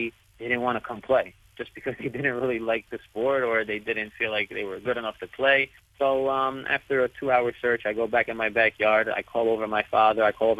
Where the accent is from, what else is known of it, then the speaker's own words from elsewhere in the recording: Clifton, New Jersey, United States; I remember I was on my bike one time, and I wanted to play a pickup game in the park with my friends. I'm riding around all over Clifton, New Jersey